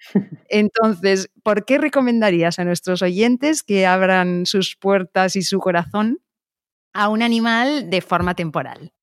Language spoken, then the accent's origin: Spanish; Biscay, Basque Country, Spain; en Vizcaya, que también es mi tierra